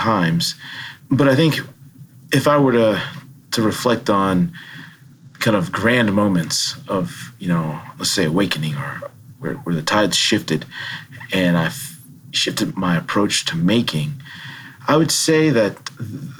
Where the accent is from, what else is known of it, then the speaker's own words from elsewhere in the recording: Washington, District of Columbia, United States; also born or lived in Baltimore, Maryland / New Haven, Connecticut; now in Madison, United States; Growing up in Washington, D.C., with access to free museums and AC during the summer